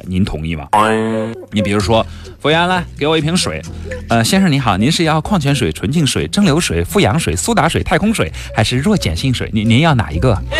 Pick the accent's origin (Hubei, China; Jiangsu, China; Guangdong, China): Guangdong, China; 作为一个广东人，外星鱼我没有吃过，你觉得合理吗？